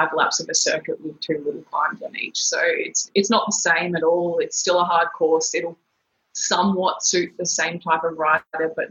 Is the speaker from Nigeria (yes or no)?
no; Brisbane, Queensland, Australia; also born or lived in Darwin, Northern Territory; I grew up in Darwin and Brisbane